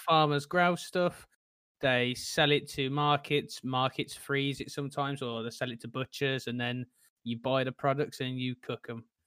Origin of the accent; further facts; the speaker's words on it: Tipton, West Midlands, United Kingdom; moved away as an adult; now in London, United Kingdom; I'm originally from Tipton, which is a small place in, well, near Birmingham, and I now live in London